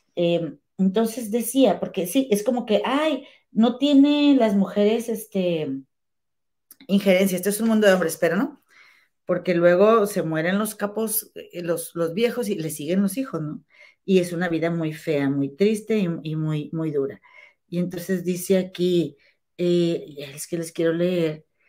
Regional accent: Monterrey, Nuevo León, Mexico; moved away as an adult; now in Chicago, United States; Aquí en Chicago, la verdad, he, sido más mexicana que en México

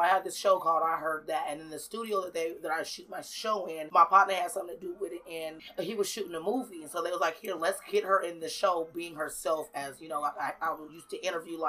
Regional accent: Seattle, Washington, United States; I am from Seattle, yes, definitely.

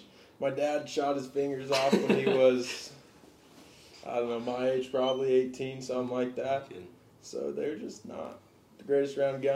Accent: Central Washington, United States; I'm from Central Washington

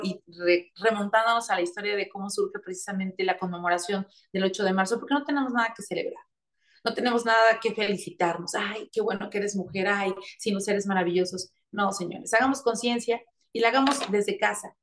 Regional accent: interior of Puebla state, Mexico; now in Puebla, Mexico; Yo vengo del interior del estado, sí, soy de Puebla, estoy aquí, vivo en Puebla eh, de lunes a la mitad de viernes, pero todos los fines de semana me voy a mi tierra

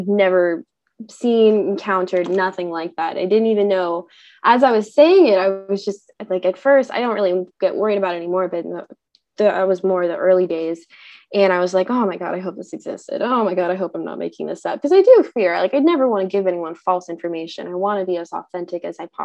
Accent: Southern California, United States; now in Northern Washington, United States; I'm currently located in Northern Washington. I'm from Southern California.

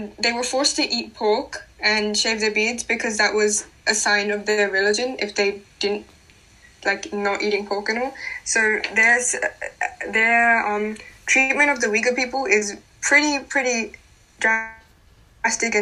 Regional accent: Pakistan; moved away; I am from Pakistan

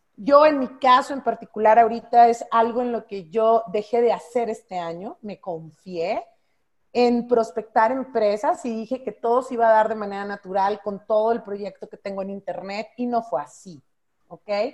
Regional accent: Monterrey, Nuevo León, Mexico; Yo siendo norteña de Monterrey

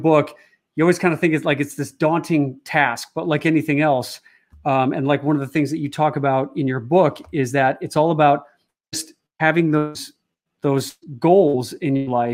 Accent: Chicago, Illinois, United States; my hometown of Chicago

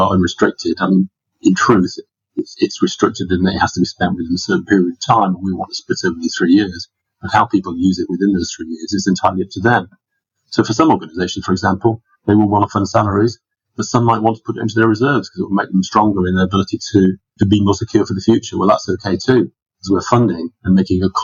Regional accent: Scarborough, Yorkshire and the Humber, United Kingdom; moved away; I came from Scarborough, and Scarborough, for those people in the UK will know, but in New Zealand, they may not, it's a small town on the northeast of England

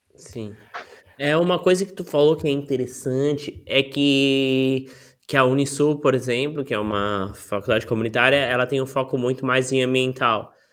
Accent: Florianópolis, Santa Catarina, Brazil; eu sou de Floripa desde que eu tinha três anos e meio

